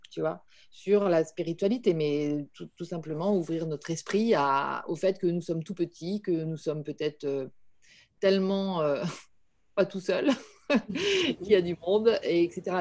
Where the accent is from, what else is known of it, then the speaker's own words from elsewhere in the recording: Paris, Île-de-France, France; en tant que Parisienne